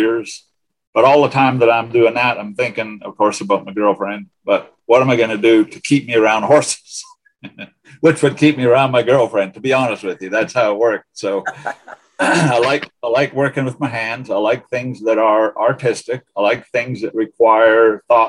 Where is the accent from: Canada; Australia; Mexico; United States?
Canada; northwestern Ontario; moved away as an adult; I grew up in Ontario, Canada.